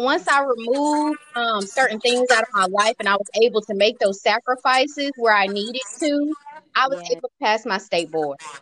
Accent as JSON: {"language": "English", "region": "Tennessee", "country": "United States", "tie": "born or raised there", "moved": "yes", "lives_now": "Georgia, United States", "said": "I was brought up in Tennessee, and I was brought up in the church"}